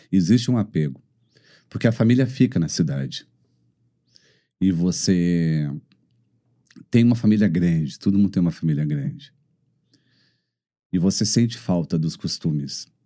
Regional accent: Caxias do Sul, Rio Grande do Sul, Brazil; moved away as an adult; now in Belo Horizonte, Brazil; de Caxias do Sul. E moro em BH há quatro anos. Casado com uma mineira.

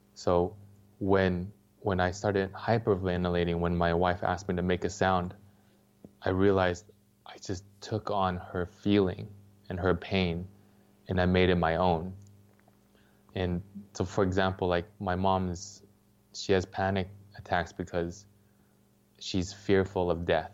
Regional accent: Los Angeles, California, United States; I grew up in Los Angeles

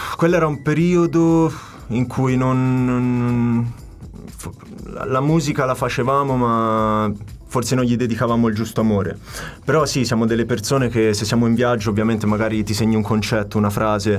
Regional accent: Tuscany, Italy; moved away as an adult; also born or lived in Naples / Paris; now in London, United Kingdom; Sono nato a Napoli, sì. mi trasferisco in Toscana

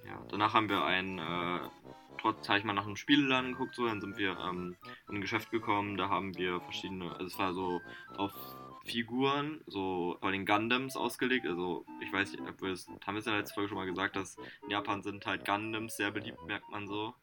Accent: Germany; bei uns in Deutschland

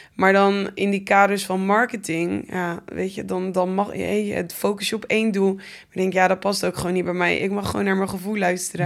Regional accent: Gouda, South Holland, Netherlands; Ik ben in Gouda geboren.

